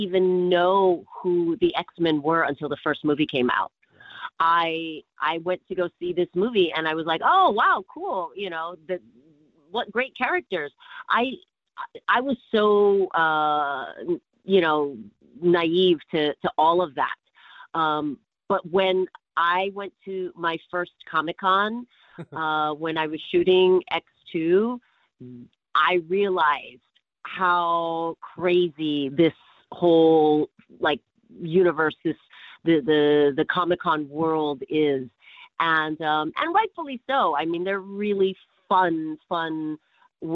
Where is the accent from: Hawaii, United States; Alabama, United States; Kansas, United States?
Hawaii, United States; born or raised there